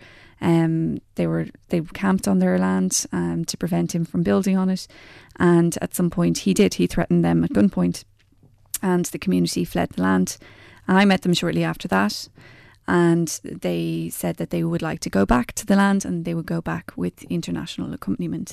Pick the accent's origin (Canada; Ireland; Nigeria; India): Ireland; County Wicklow; also born or lived in Maynooth / Dublin; I'm from County Wicklow, and I grew up there